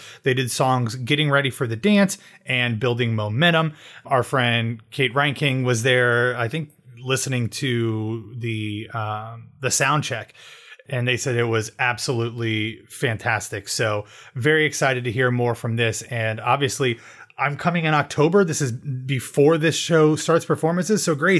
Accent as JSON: {"language": "English", "town": "Columbus", "region": "Ohio", "country": "United States", "tie": "born or raised there", "said": "Columbus, Ohio, my hometown"}